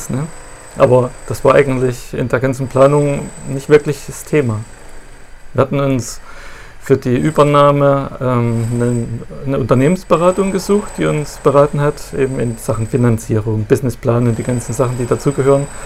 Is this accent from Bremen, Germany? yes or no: no; Thuringia, Germany; moved away as an adult; now in Wolgast, Germany; Ja, ich komme aus Thüringen.